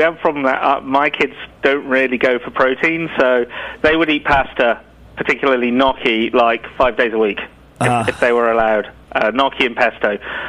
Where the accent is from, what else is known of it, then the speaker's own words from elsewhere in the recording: Ireland; moved away; We come over from Ireland, and it's quite different.